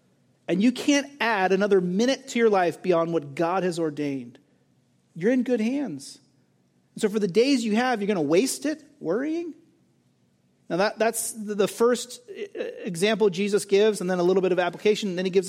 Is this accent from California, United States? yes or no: yes; California, United States; the place where I grew up in Southern California was famous for these massive fields with beautiful wildflowers.